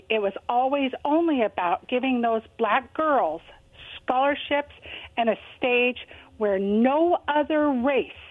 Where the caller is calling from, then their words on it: Richland, United States; Yeah, this is Roy in Richland.